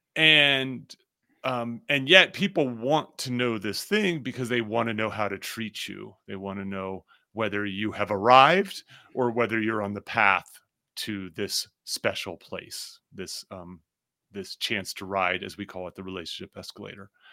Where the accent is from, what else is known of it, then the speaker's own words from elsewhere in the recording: New Jersey, United States; now in Denver, United States; I grew up in New Jersey